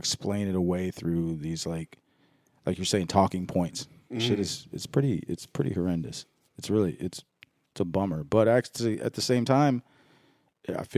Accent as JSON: {"language": "English", "region": "the South", "country": "United States", "tie": "born or raised there", "said": "I grew up in the South where everybody was hunting."}